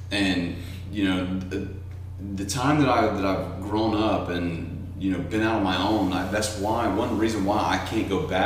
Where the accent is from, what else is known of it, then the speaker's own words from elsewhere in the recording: Tennessee, United States; also born or lived in South Georgia; now in Hawaii, United States; I grew up. I was born in South Georgia. Grew up in Tennessee.